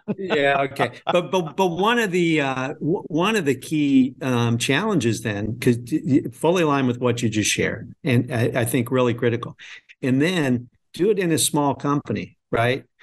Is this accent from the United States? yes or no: yes; Nebraska, United States; moved away; I'm originally from Nebraska